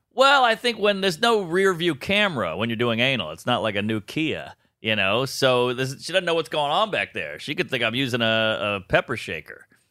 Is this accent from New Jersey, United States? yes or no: no; New Orleans, Louisiana, United States; moved away as an adult; now in New York, United States; I'm from New Orleans.